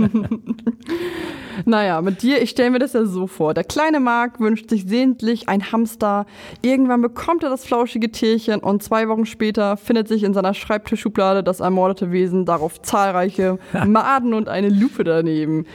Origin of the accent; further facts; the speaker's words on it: Lower Saxony, Germany; ich komme aus Niedersachsen